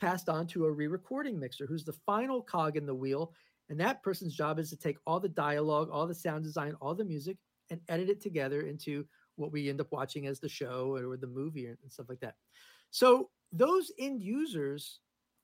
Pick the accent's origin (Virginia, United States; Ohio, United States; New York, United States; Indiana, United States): New York, United States; moved away as an adult; also born or lived in Los Angeles; now in Nashville, United States; I live in Nashville now. I lived in LA for a long time. I'm originally from New York.